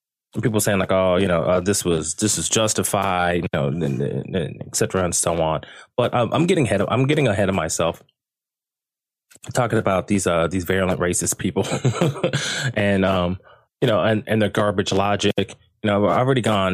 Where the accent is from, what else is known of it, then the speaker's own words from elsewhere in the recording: United States; now in Sydney, Australia; I am American